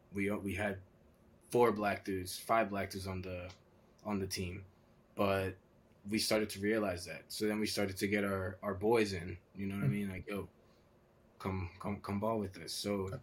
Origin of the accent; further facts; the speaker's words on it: Maryland, United States; So growing up in Maryland, all you wanted to do was go and play there.